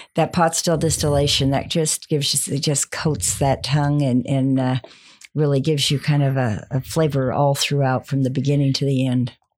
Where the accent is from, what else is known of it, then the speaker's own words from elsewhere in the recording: Montana, United States; now in Texas, United States; I grew up in Montana